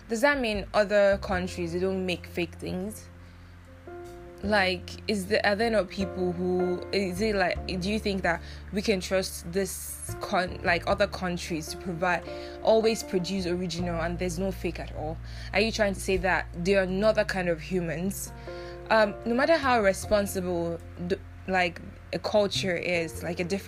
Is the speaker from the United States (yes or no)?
no; Nigeria; now in Taiwan; As a Nigerian who grew up in Nigeria, but currently staying abroad, here in Taiwan